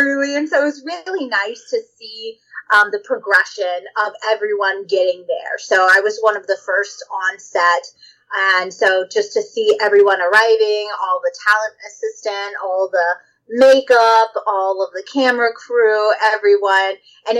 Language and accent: English; Texas, United States; I'm from Texas. I'm from the deep South.